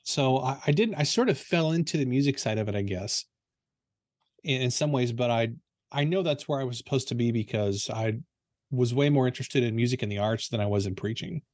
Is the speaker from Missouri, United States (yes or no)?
yes; Potosi, Missouri, United States; I grew up in a small town in southeastern Missouri called Potosi